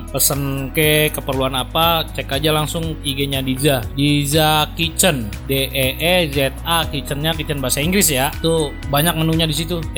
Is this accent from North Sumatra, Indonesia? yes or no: no; Kebumen, Central Java, Indonesia; di kampung gua banyak mas destinasi hmm